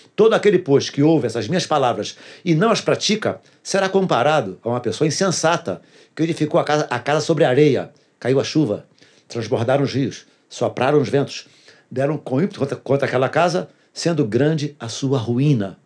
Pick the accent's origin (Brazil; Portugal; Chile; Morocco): Brazil; Duque de Caxias, Rio de Janeiro; eu sou nascido e criado em Duque de Caxias